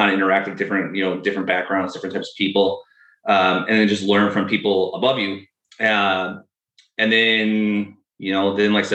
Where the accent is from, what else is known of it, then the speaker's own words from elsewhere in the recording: Western New York, United States; moved away as an adult; now in Seattle, United States; I grew up in Western New York, moved out to Seattle after I graduated